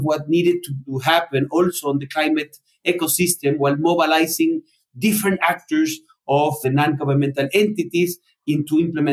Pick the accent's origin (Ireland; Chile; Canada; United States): Chile; also born or lived in Spain / Argentina; I'm Chilean and Spaniard. I was born in Chile